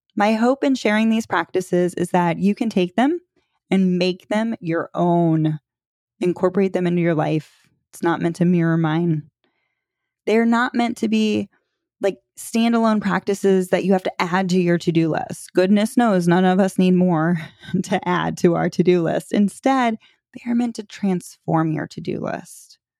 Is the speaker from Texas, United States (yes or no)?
no; Florida, United States; moved away as an adult; also born or lived in North Carolina; my husband and I moved back to Florida. We're from Florida